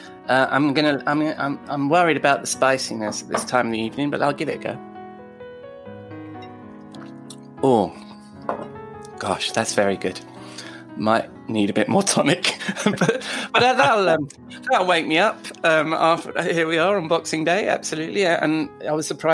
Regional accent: United Kingdom

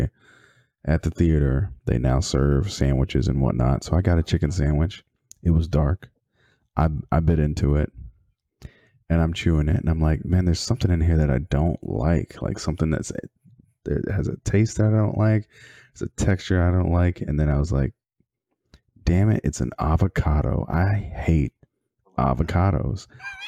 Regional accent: Texas, United States; I grew up in Texas

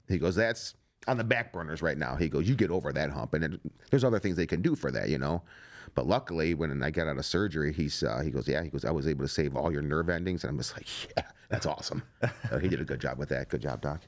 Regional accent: Strongsville, Ohio, United States; I'm a plumber from Strongsville, Ohio

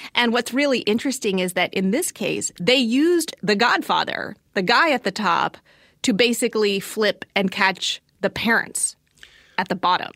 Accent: Southern Virginia, United States; I grew up in Southern Virginia

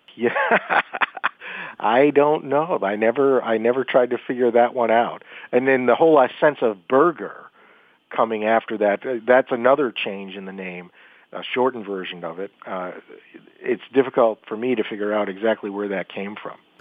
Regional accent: Buffalo, New York, United States; my hometown of Buffalo, New York

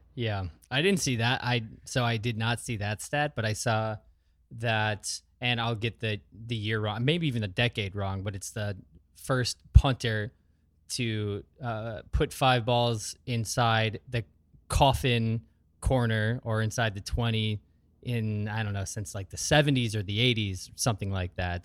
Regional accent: Sheboygan, Wisconsin, United States; also born or lived in Wausau, Wisconsin; from Wisconsin, born in Wausau, Wisconsin. Most of my formative years were in the Sheboygan area.

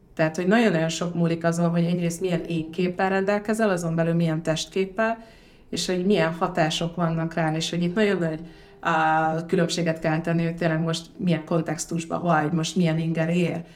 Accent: Hungary; also born or lived in Ghana; gánai magyarként itt vagyok

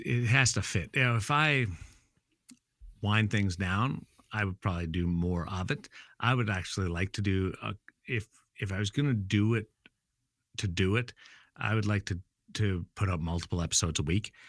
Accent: Brandon, Manitoba, Canada; now in Las Vegas, United States; I'm from Brandon

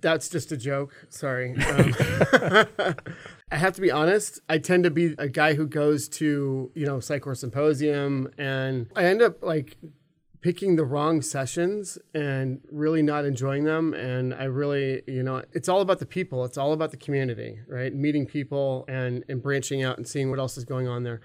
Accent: California, United States; moved away as an adult; also born or lived in Alabama; now in Minneapolis, United States; I was actually born in Alabama. I grew up in California. I moved to Minneapolis twenty ten

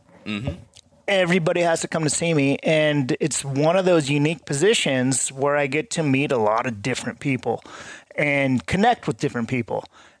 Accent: California, United States; now in Boise, United States; You know, I live in Boise. Yeah. I grew up in California, but I live in Boise now

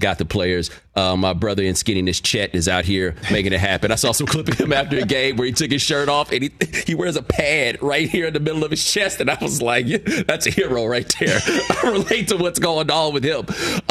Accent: Texas, United States; I'm from Texas

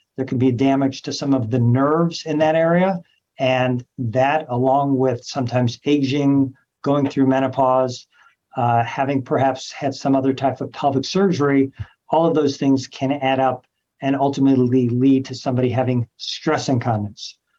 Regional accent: Los Angeles, California, United States; moved away as an adult; also born or lived in New York / Memphis; now in Cleveland, United States; I'm from Los Angeles, California, trained all over the country New York, Memphis, Cleveland, a few other places

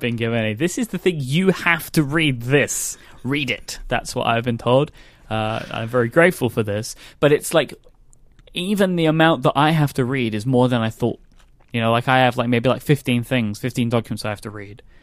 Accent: London, United Kingdom; I'm a Londoner

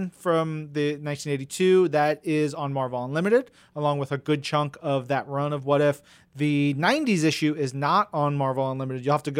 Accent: New York, United States; just like both of us growing up on Long Island, being about a year apart

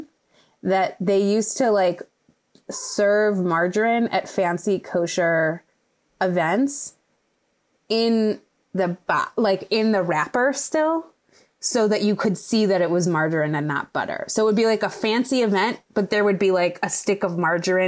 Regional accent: Midwest, United States; I grew up in the Midwest

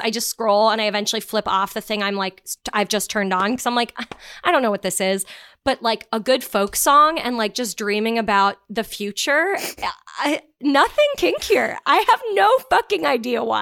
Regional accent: Canada; being Canadian

